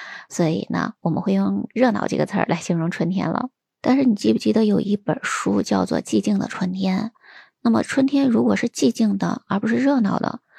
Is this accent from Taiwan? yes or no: no; China; 我们中国人